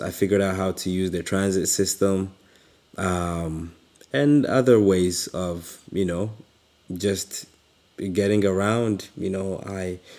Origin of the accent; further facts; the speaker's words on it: Kampala, Central Region, Uganda; moved away; I grew up in Uganda, in a little slum called Katwe